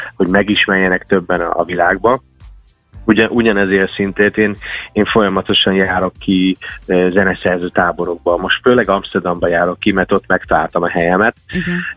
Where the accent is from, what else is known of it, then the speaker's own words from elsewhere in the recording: United States; first language English; Hungarian is a second language; now in Hungary; én Amerikában születtem, és Magyarországra költöztem. Nekem a Magyarország, most is lehet hallni a hangomon, de ez a második